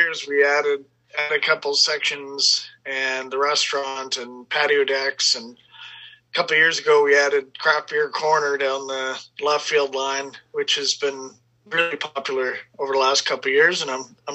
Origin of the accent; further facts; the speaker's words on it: Portage la Prairie, Manitoba, Canada; I grew up in Portage Prairie